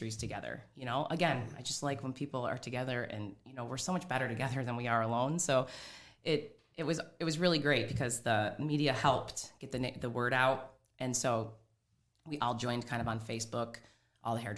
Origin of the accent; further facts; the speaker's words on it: Howell, Michigan, United States; I'm actually from Howell.